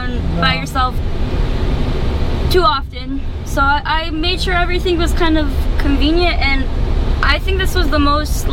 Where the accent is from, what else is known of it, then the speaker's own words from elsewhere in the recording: Detroit, Michigan, United States; I'm from Detroit